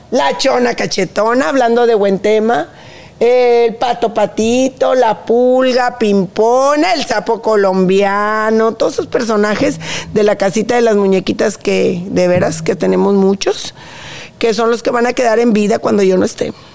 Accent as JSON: {"language": "Spanish", "town": "Monterrey", "region": "Nuevo León", "country": "Mexico", "said": "Soy, somos regios"}